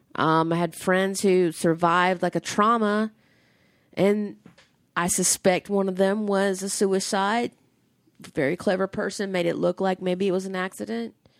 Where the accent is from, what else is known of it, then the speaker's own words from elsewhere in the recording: the South, United States; I grew up in the South